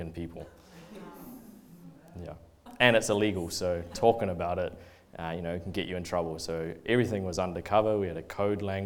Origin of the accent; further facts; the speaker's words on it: Oamaru, Otago, New Zealand; I grew up in Oamaru, not from a Christian family really at all